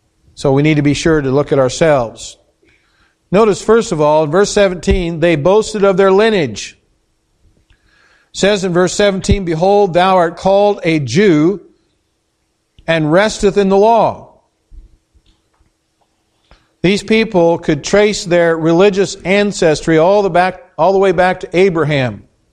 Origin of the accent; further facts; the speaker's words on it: Indiana, United States; now in Spooner, United States; We came from Indiana, from a town of 7,000 people, had 30 churches with an Appanee address. 30. That's a lot of churches for just that number of people.